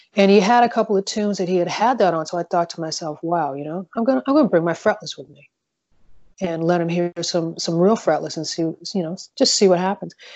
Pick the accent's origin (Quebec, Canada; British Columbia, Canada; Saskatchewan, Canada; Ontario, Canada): Quebec, Canada; Montreal; now in Southern California, United States; I grew up in Montreal, Quebec.